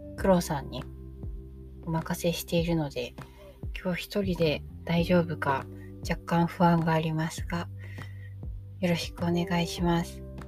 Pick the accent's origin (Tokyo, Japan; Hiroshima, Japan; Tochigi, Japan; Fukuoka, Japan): Tokyo, Japan; about two stations from Shinjuku Station; もともと新宿駅から2駅くらいの場所に生まれ育った